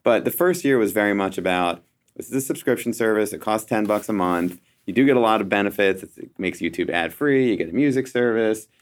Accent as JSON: {"language": "English", "town": "Philadelphia", "region": "Pennsylvania", "country": "United States", "said": "I'm from Philadelphia"}